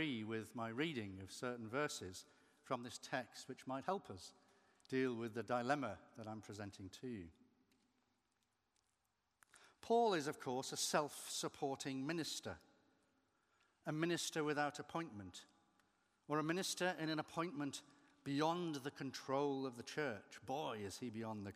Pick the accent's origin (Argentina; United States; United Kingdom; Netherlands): United Kingdom; Merseyside, North West England; moved away; I'm still connected to my original home because I visit my mother who still lives on Merseyside